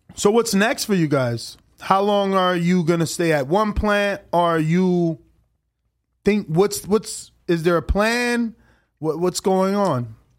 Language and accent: English; New Jersey, United States; moved away; I'm from New Jersey